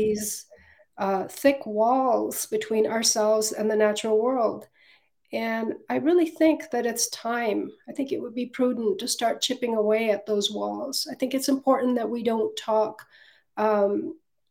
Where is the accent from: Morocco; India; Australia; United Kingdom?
India; Northeast India; now in United States; I grew up partly in Northeast India, a region that was truly teeming with 10,000 plant species